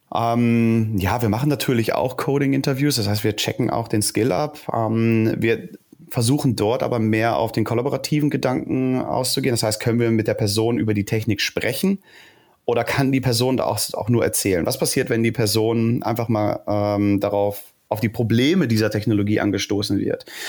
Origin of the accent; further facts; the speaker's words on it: Ruhr area, North Rhine-Westphalia, Germany; moved away as an adult; now in Berlin, Germany; geboren im Ruhrgebiet